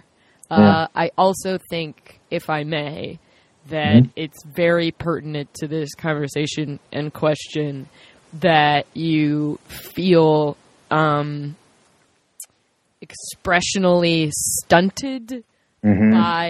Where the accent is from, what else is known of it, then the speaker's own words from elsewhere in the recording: Lancaster, South Carolina, United States; I'm from Lancaster.